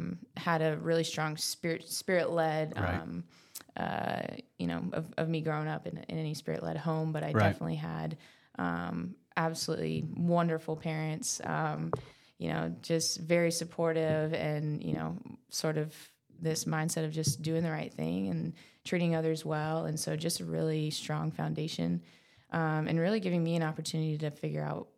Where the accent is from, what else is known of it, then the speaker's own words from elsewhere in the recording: North Carolina, United States; moved away as an adult; now in Birmingham, United States; So I'm from North Carolina.